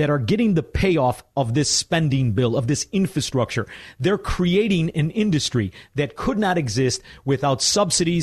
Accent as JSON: {"language": "English", "town": "Chicago", "region": "Illinois", "country": "United States", "said": "as a Chicagoan"}